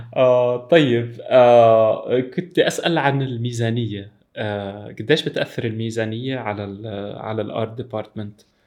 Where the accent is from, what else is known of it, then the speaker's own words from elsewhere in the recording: Syria; انا انا سوري